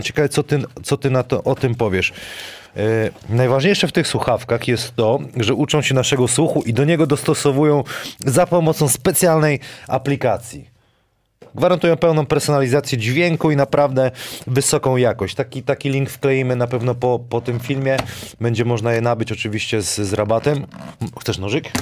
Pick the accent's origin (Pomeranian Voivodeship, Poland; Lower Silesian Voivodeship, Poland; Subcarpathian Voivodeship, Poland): Lower Silesian Voivodeship, Poland; Wałbrzych; moved away; pochodzę z Wałbrzycha.